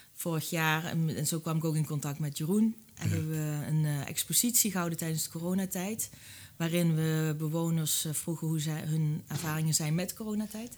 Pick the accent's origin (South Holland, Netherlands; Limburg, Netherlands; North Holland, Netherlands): Limburg, Netherlands; now in Tricht, Netherlands; Ik kom uit Limburg